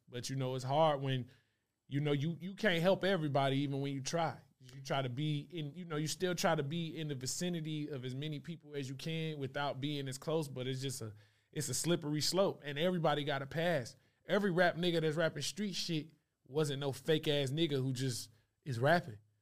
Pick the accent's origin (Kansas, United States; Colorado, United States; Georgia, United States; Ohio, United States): Georgia, United States; Stone Mountain; I'm from Stone Mountain, Lithonia, right next to it